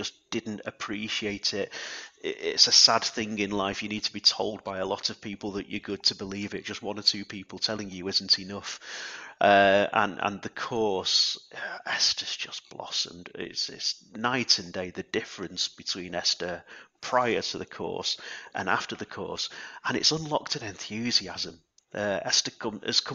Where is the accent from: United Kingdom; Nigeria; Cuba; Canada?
United Kingdom; Alnwick, North East England; It's my hometown, I guess, Alnwick